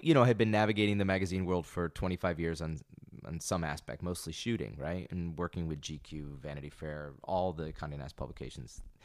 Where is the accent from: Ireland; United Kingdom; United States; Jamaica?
United States; Binghamton, New York; I grew up in upstate New York. I grew up in Binghamton.